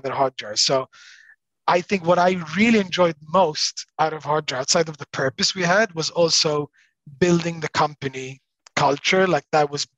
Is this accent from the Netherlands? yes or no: no; Malta; also born or lived in Australia; I was born in Australia. I was there until I was 7, 8, and then moved to Malta. My parents moved back to Malta